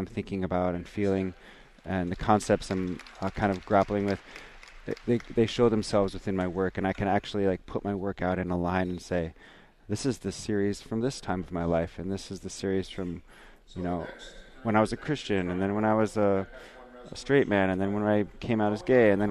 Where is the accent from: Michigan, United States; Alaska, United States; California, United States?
Alaska, United States; Bethel; now in Anchorage, United States; born in Bethel. I'm Yupik and Inupiaq, and I live in Anchorage